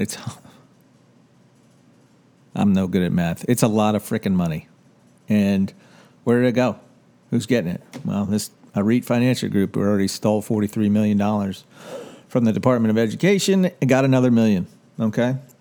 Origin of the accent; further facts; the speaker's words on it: Washington, District of Columbia, United States; moved away as an adult; I grew up in Washington, D C. I lived there for the first eighteen years of my life